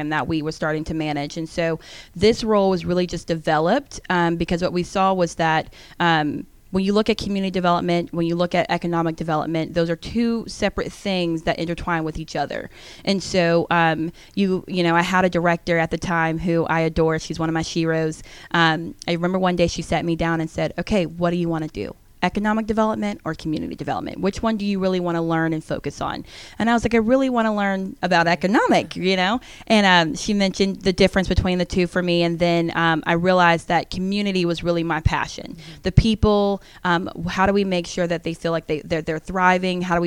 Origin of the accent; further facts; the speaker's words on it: Gwinnett County, Georgia, United States; growing up in Gwinnett County